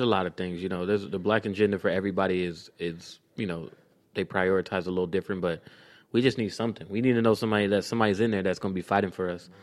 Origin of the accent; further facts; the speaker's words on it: Clayton County, Georgia, United States; I'm from Clayton County